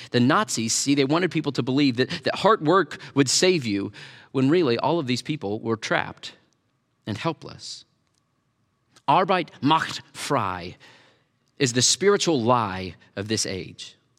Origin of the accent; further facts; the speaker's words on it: Tornado Alley, United States; I grew up in Tornado Alley